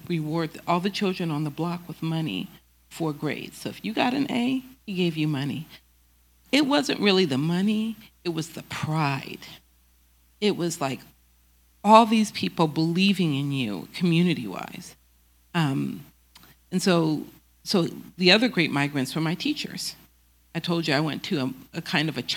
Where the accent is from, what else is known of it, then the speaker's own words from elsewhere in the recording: Oakland, California, United States; I'm not born in Oakland, but I grew up in Oakland